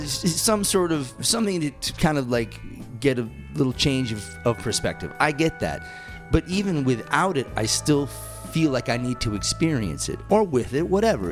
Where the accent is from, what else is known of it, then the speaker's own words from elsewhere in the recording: Massachusetts, United States; moved away; I was born in Massachusetts